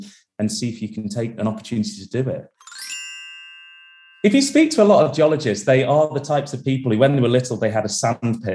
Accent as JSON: {"language": "English", "town": "Derby", "region": "East Midlands", "country": "United Kingdom", "tie": "born or raised there", "moved": "yes", "lives_now": "Manchester, United Kingdom", "said": "I was born and raised in Derby in the UK. I now live just outside of Manchester"}